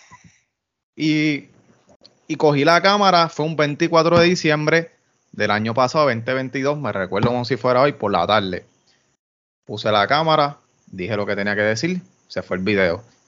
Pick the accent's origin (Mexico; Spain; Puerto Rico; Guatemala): Puerto Rico; Yauco; Yo soy de Yauco